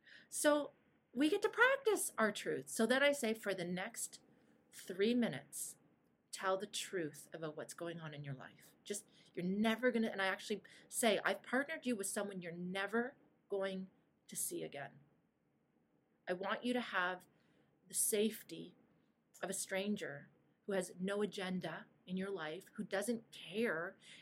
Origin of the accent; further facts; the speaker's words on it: Toronto, Ontario, Canada; born there; I live in Green Bank. I'm married to Aaron. My daughter's name Madeline and Julia. I was born in Toronto.